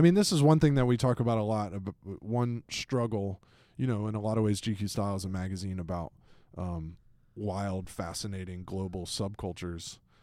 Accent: Atlanta, Georgia, United States; moved away; my hometown, Atlanta, Georgia

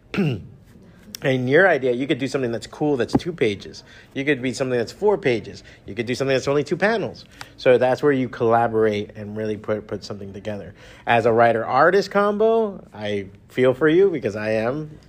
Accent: Miami, Florida, United States; My dad's Cuban, my mom's Mexican, I was born and raised in Miami

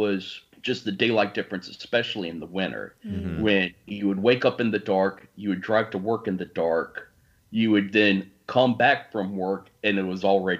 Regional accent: Richmond, Virginia, United States; also born or lived in Alaska / Colorado; I am from, born and raised in Richmond, Virginia, and I've actually lived in Richmond most of my life, except for a few years living in Alaska and Colorado.

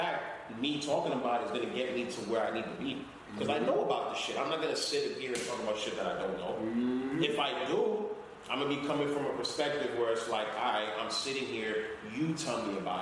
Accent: Haiti; accent: Caribbean; English is a second language; moved away; I know I don't speak English perfectly. I'm from Haiti

